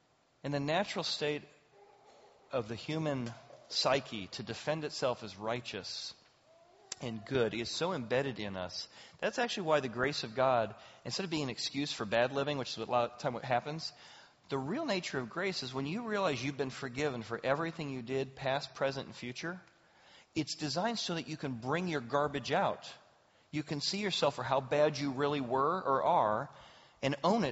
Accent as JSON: {"language": "English", "country": "Ireland", "said": "and of course I'm angry. I'm Irish."}